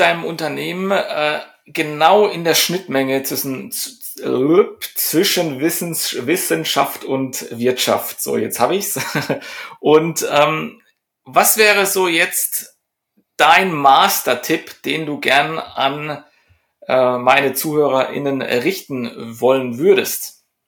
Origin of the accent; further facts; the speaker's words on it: Germany; bei uns in Deutschland